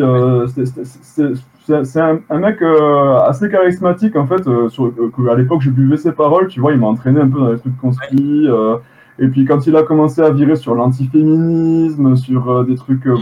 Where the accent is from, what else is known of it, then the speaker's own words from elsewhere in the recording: Occitania, France; on est français en même temps